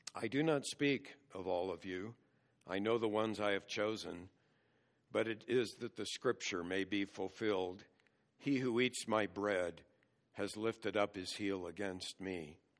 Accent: United States; as American Christians

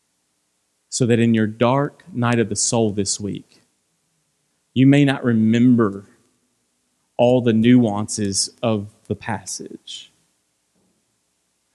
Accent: Franklin, United States; I'm from Franklin

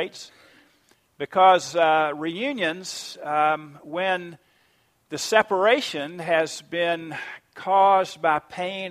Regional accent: Savannah, Georgia, United States; I grew up in Savannah, Georgia, at First Presbyterian Church

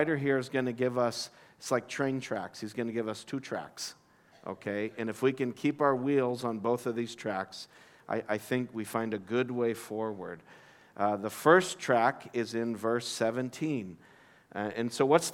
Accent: United States; moved away as an adult; also born or lived in Abu Dhabi; I come from the United States

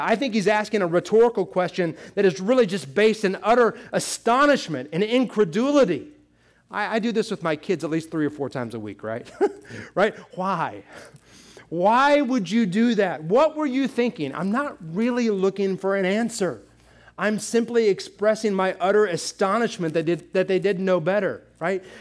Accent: United States; we Americans

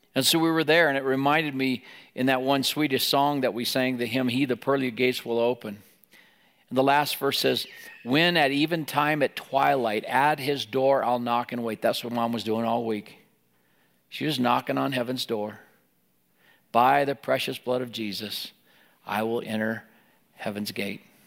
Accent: Wyoming, United States; moved away; in Wyoming, we lived there

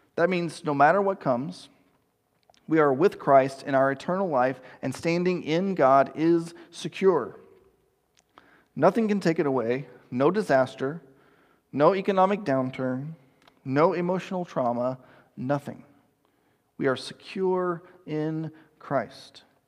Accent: East Texas, United States; I grew up in East Texas

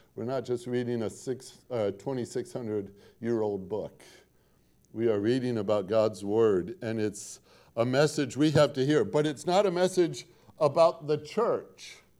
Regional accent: Portage, Indiana, United States; moved away; also born or lived in Gary, Indiana; I grew up in Northwest Indiana, uh, lived one mile off the shore of Lake Michigan

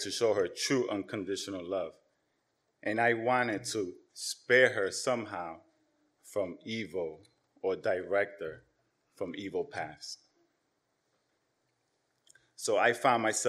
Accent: New York City, New York, United States; also born or lived in Yonkers, New York; I was born here in New York City. My parents came from Dominican Republic as first generation immigrants. Around my 10th birthday, my parents decided to move to Yonkers

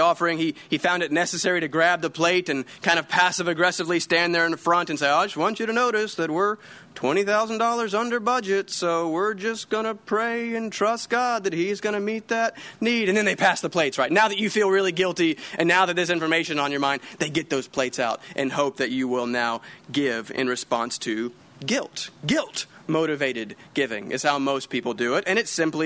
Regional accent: North Carolina, United States; moved away; My family, we're from the South. We're from North Carolina

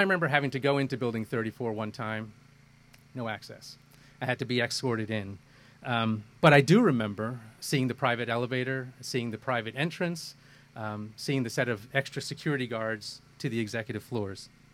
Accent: Kerala, India; also born or lived in Kolkata, India; now in United States; I was born in India. Um, uh, born in the southern part of India in Kerala state, uh, lived in Calcutta, which is where my parents were. I moved to the U.S. in uh, in 1975.

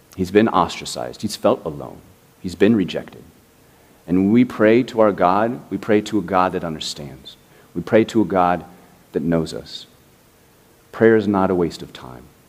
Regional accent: Indianapolis, Indiana, United States; now in Miami, United States; I grew up in the Midwest. I grew up in Indianapolis

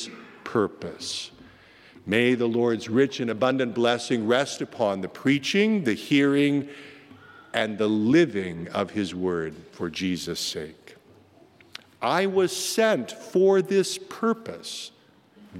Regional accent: Iowa, United States; moved away; my home state

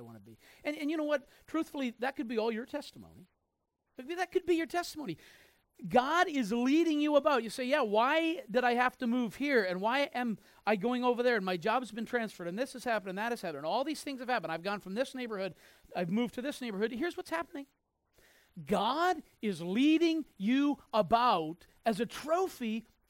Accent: Mizpeh, New Brunswick, Canada; I was born in Mizpeh, New Brunswick

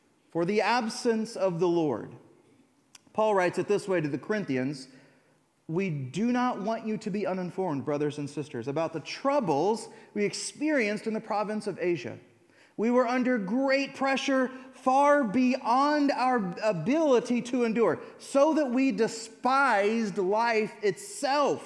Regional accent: United States; I'm an American

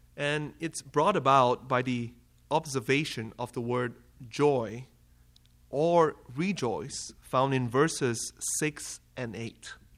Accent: Malaysia; moved away as an adult; now in Kalamazoo, United States; I am from Malaysia. So if you haven't caught the accent

